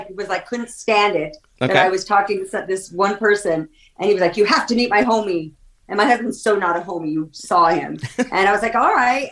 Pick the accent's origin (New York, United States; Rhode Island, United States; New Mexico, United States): New Mexico, United States; Santa Fe; also born or lived in Los Angeles, California; now in Las Vegas, United States; Born and raised in Santa Fe, New Mexico. And then I should say raised between here and Santa Fe.